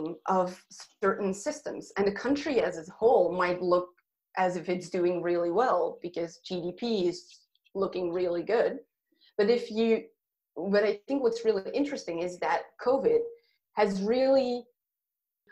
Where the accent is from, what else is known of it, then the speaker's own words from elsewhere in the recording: Belgium; moved away; Belgium, my home country